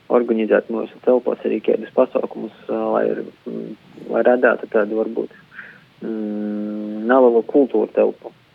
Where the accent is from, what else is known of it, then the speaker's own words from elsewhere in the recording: Rēzekne, Latgale, Latvia; moved away as an adult; now in Riga, Latvia; mēs abi esam no Rāzakņas ar Denisu